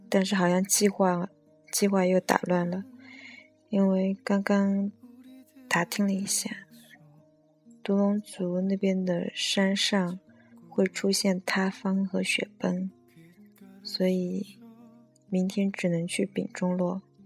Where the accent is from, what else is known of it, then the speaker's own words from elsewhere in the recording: China; 作为中国人